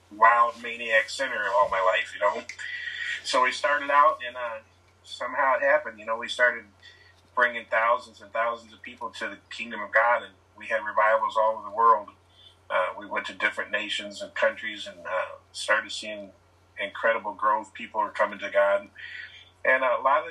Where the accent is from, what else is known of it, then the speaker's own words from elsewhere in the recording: Michigan City, Indiana, United States; moved away as an adult; also born or lived in Atlanta, Georgia; I was born and raised in Michigan City, Indiana, close to Chicago